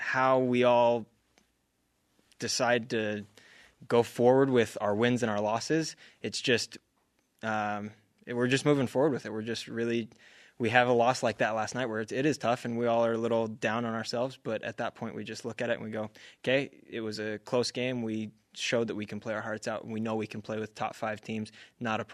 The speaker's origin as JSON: {"language": "English", "region": "Arizona", "country": "United States", "said": "I'm from Arizona."}